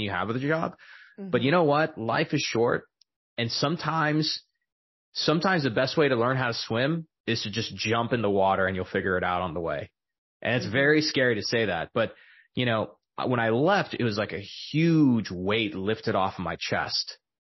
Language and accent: English; El Paso, Texas, United States; I was born and raised in El Paso, Texas